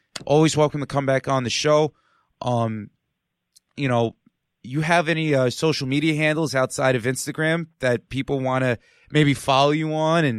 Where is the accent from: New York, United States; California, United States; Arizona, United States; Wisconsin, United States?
New York, United States; New York City; I grew up in Queens